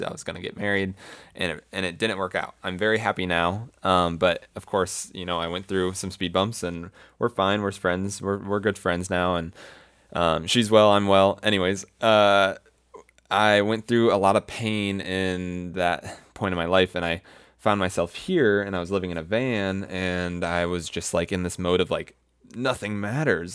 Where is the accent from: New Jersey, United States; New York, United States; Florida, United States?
Florida, United States; moved away; also born or lived in Colorado; I'm from Florida